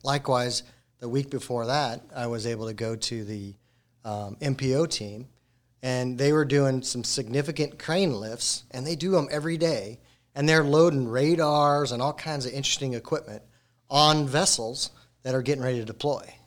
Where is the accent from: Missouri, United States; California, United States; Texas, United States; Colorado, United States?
Colorado, United States; moved away; I'm originally from Colorado